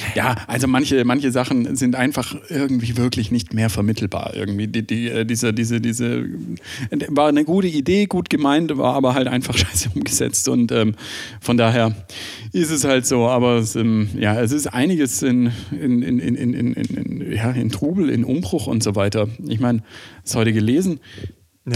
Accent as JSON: {"language": "German", "country": "Germany", "said": "bei uns in Deutschland"}